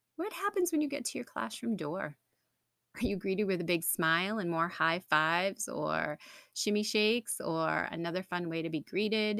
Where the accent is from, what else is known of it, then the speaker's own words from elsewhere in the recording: New England, United States; I'm from New England